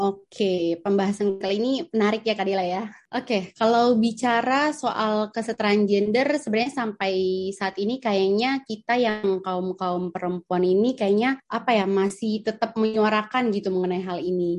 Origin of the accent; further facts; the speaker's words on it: Ambon, Maluku, Indonesia; now in Jakarta, Indonesia; aku asalnya dari Ambon tapi sekarang lagi stay di Jakarta